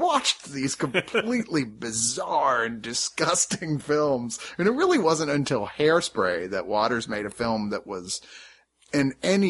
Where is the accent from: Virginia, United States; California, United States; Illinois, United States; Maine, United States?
Virginia, United States; I grew up in Virginia, and yeah, Baltimore was right there.